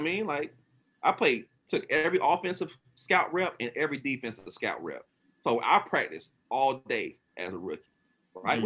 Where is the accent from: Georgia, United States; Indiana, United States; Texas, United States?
Georgia, United States; Atlanta; I'm from Atlanta.